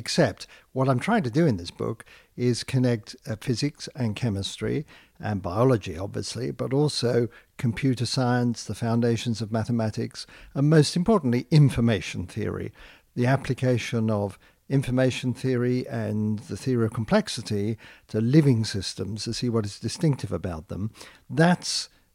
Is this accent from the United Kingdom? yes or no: yes; United Kingdom; accent: British; moved away; I'm British born, and so it's especially wonderful for me to be recognised in my home country